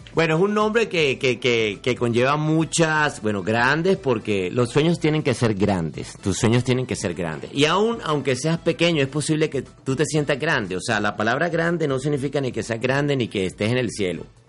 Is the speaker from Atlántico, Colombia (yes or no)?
yes; Barranquilla, Atlántico, Colombia; accent: barranquillero; now in Miami, United States; yo soy barranquillero. Nací en Barranquilla, ya tengo mis añitos